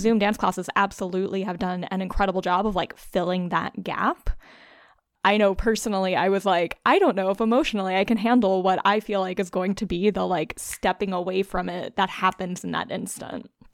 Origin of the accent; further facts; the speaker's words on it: South Louisiana, United States; now in Brooklyn, United States; growing up in South Louisiana